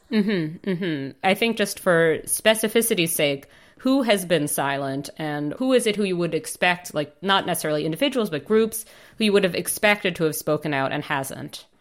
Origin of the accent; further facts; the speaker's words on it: United States; moved away; I grew up in the States